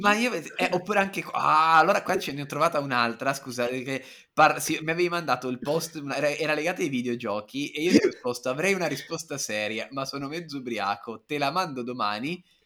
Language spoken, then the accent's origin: Italian; Turin, Piedmont, Italy; sono piemontese, sono di Torino, io sono nato e cresciuto col vino rosso